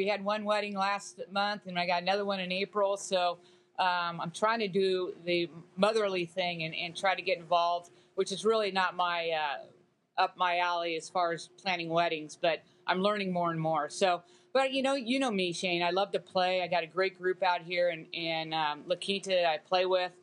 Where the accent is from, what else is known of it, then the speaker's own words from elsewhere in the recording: United States; as an American